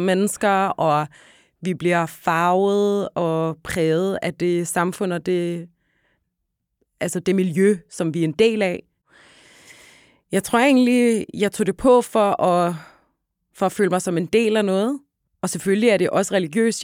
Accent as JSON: {"language": "Danish", "town": "Hellerup", "region": "Capital Region of Denmark", "country": "Denmark", "tie": "born or raised there", "said": "Jeg voksede op ude i Hellerup, øh, ja. lige nord for København"}